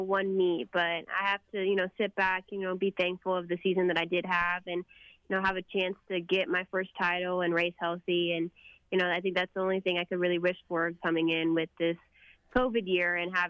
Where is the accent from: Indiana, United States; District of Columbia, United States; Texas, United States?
Texas, United States; McKinney; I love my hometown of McKinney.